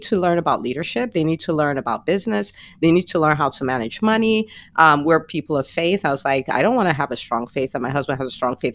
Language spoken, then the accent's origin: English; Nigeria; also born or lived in New Jersey; now in Atlanta, United States; I grew up in Nigeria where it's always hot.